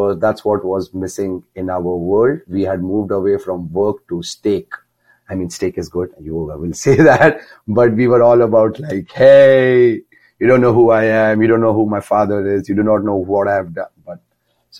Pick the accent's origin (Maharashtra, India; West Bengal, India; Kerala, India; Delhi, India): Maharashtra, India; near Mumbai; moved away as an adult; There's a small town near Mumbai. Mumbai is a very big city, but I'm near Mumbai